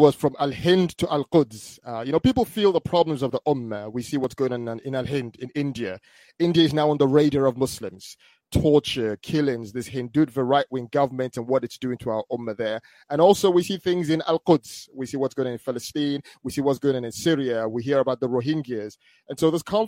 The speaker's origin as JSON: {"language": "English", "country": "Nigeria", "tie": "born or raised there", "also_born_or_lived": "United Kingdom", "moved": "yes", "said": "I was born in the UK, but I grew up in Nigeria when I was young."}